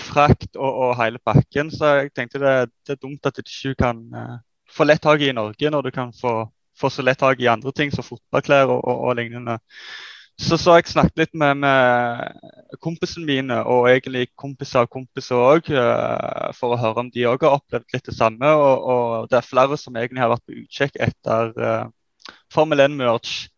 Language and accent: Norwegian; Netherlands; now in Sandnes, Norway; Sjøl er jeg nederlender